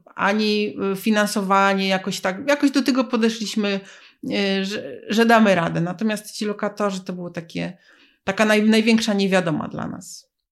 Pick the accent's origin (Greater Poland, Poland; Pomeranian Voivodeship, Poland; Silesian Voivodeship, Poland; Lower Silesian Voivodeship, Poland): Greater Poland, Poland; Poznań; my jesteśmy z Poznania